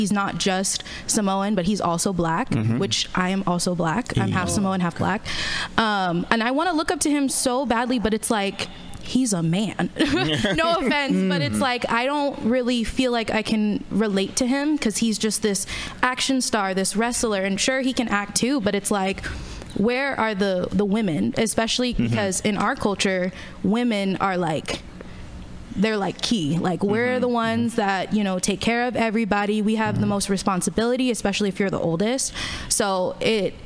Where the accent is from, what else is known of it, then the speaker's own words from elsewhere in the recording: Fremont, California, United States; moved away as an adult; also born or lived in Central Valley, California / San Francisco; now in Oakland, United States; I was born in the Central Valley. But I moved to Fremont when I was in like fourth grade. And then I stayed in Fremont, and then after Fremont, moved to San Francisco for college.